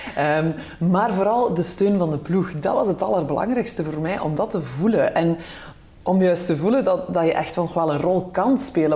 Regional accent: Belgium; wij als Belgen

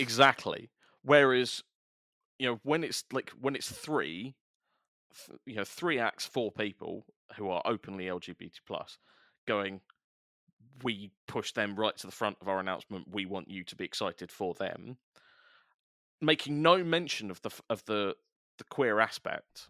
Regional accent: London, United Kingdom; I grew up in South East London as well

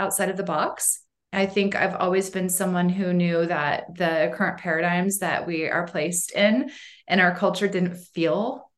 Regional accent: Boise, Idaho, United States; now in Sun Valley, United States; Boise is really my home

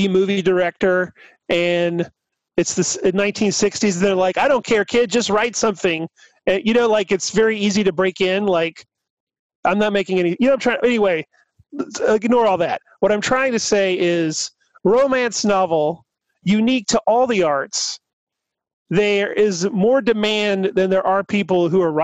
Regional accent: Burlington, North Carolina, United States; moved away as an adult; also born or lived in Saudi Arabia / Raleigh / Los Angeles; now in Atlanta, United States; I grew up in Burlington, North Carolina, and then after we moved back from Saudi Arabia, I lived in Raleigh.

